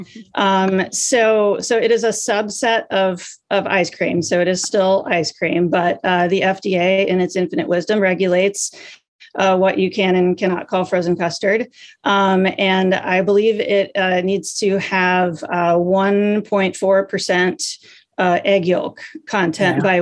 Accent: Minnesota, United States; I'm from Minnesota.

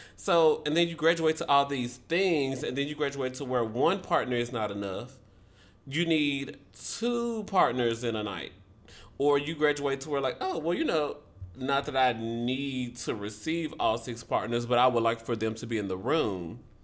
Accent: Memphis, Tennessee, United States; Shout out to Memphis. That's my hometown.

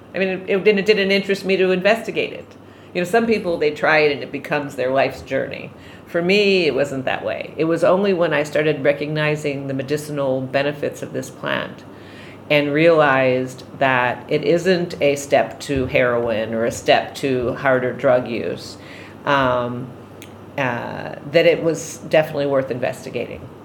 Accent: Bodega Bay, California, United States; I'm from Bodega Bay, California

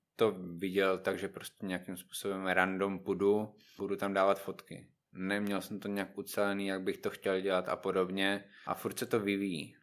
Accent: Znojmo, South Moravian Region, Czechia; moved away as an adult; now in Brno, Czech Republic; znojmák, samozřejmě. Znojmo je prostě moje rodné město, ale teďka už většinu času trávím v Brně.

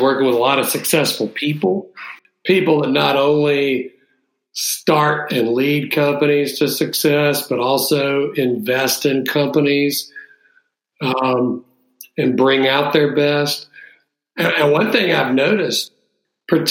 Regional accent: Jackson, Mississippi, United States; We had one of the largest Coca-Cola bottlers in Jackson, where I grew up

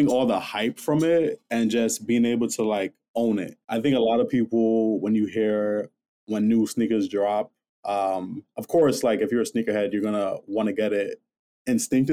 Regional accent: New York, United States; I'm from New York, born and raised

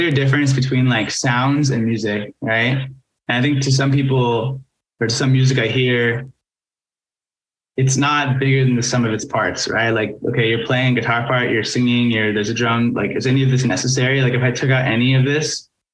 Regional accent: Seattle, Washington, United States; growing up in Seattle

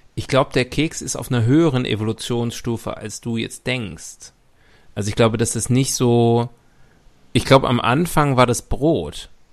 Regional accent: Leverkusen, North Rhine-Westphalia, Germany; now in Munich, Germany; meine Heimatstadt Leverkusen

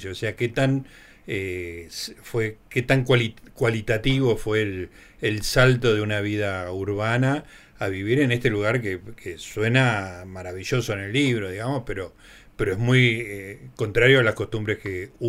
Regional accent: Capilla del Monte, Córdoba, Argentina; en, Córdoba, yo peraneé toda mi infancia y juventud en Capilla

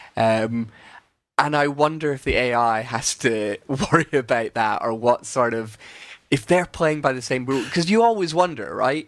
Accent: Scotland, United Kingdom; I'm Scottish

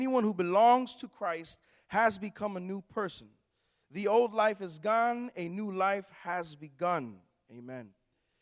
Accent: Newark, New Jersey, United States; I'm from actually Newark, New Jersey. I pastor a church there in Newark, New Jersey

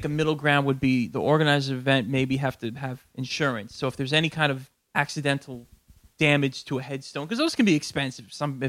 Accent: Jersey Shore, New Jersey, United States; also born or lived in Brooklyn, New York; I was born in Brooklyn. I lived here till my fifth birthday. I grew up down the Jersey Shore the majority of my life. So that's 38 now, so that's, 33 years I've been in Jersey, let's say.

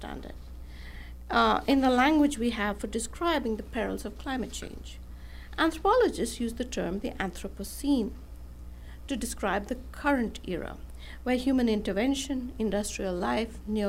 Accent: Bangalore, Karnataka, India; moved away; also born or lived in Los Angeles; my hometown of Bangalore in South India

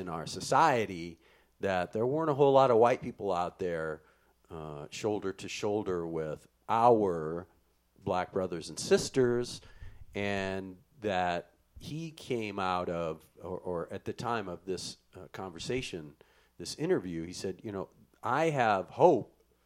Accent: Midwest, United States; When I was a kid growing up in the Midwest in a small farm town

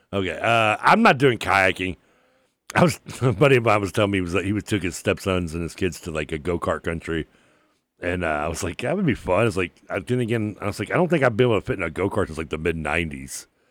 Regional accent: Louisville, Kentucky, United States; also born or lived in Bowling Green, Kentucky; I grew up going to, like, you know, when I lived in Bendigo Plantation, I'd go to the pool

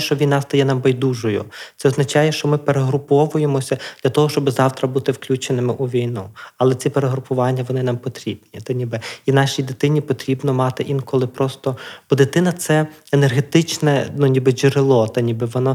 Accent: Drohobych, Lviv Oblast, Ukraine; я з Другобича

